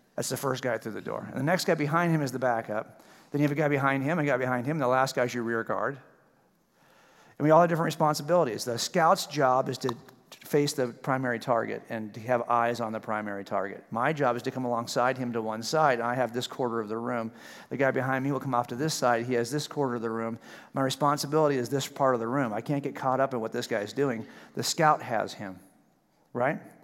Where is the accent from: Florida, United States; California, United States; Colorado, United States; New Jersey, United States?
California, United States; I'm from California